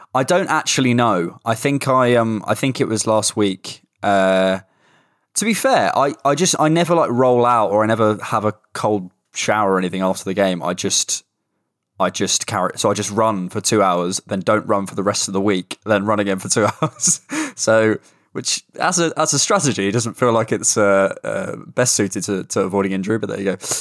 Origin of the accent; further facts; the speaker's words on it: Bournemouth, South West England, United Kingdom; moved away; I'm going to Bournemouth today 'cause it's my hometown. I'm spending a week at home